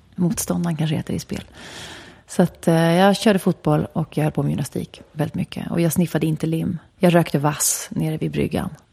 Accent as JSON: {"language": "Swedish", "town": "Stockholm", "region": "Stockholm County", "country": "Sweden", "tie": "born or raised there", "said": "sen föddes jag där, i skogen. Och eh, det var en bra plats att växa upp på"}